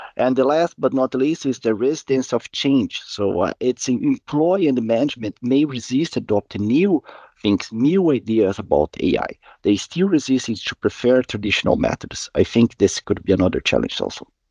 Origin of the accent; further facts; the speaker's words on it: Curitiba, Paraná, Brazil; moved away as an adult; now in Gothenburg, Sweden; I'm originally from Brazil, Curitiba, and I live in Gothenburg in Sweden for around six years